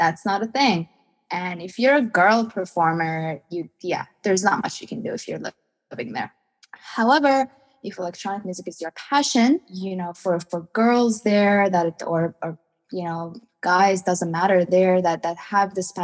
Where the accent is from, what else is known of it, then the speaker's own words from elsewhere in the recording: Iran; I'm from Iran